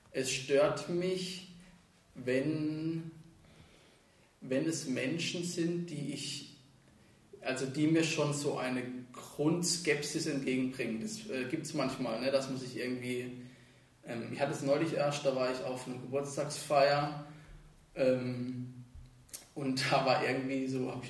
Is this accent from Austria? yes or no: no; Elzach, Baden-Württemberg, Germany; also born or lived in Freiburg / Niederwinden; also ich bin geboren in Freiburg und bin dann ähm, in Elzach eigentlich aufgewachsen, bis ich 14 war, kam dann nach Niederwinden, bis ich 18 war